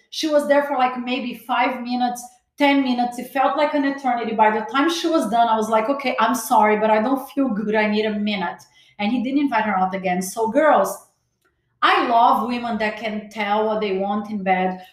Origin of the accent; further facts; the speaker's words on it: Brazil; also born or lived in Los Angeles, United States; now in Miami, United States; As much as I was born in Brazil, every time I step in LA, I feel like I'm home.